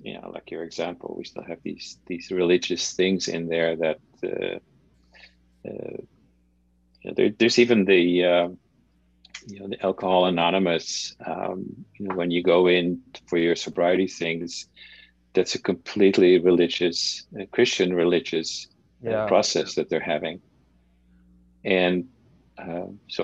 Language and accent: English; Netherlands; moved away; when I grew up in the Netherlands